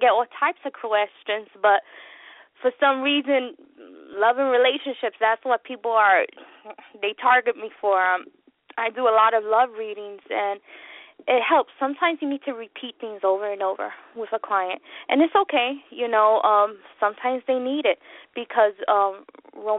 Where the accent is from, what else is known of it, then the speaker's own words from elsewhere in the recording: New York, United States; I'm from New York. I'm a New Yorican